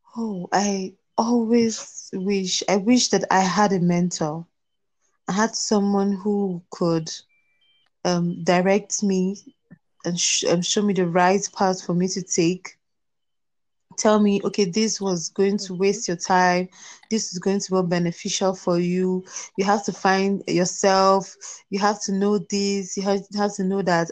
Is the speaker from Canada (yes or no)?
no; Plateau, Nigeria; I am from Plateau States, Nigeria